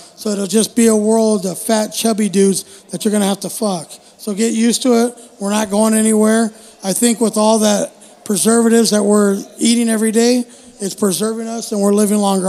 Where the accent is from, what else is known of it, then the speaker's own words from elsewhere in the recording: United States; I'm just an American